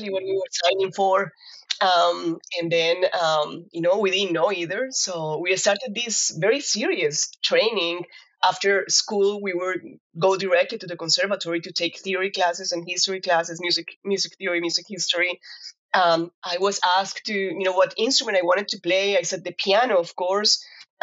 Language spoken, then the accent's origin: English; Cali, Valle del Cauca, Colombia; moved away as an adult; also born or lived in Kansas, United States; now in Fayetteville, United States; I am from Colombia, and I grew up in a very, very musical family. I'm actually from Cali, which is la capital de la salsa